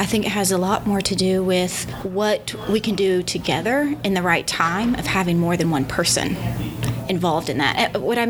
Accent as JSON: {"language": "English", "town": "Yellville", "region": "Arkansas", "country": "United States", "said": "I'm from Yellville, Arkansas."}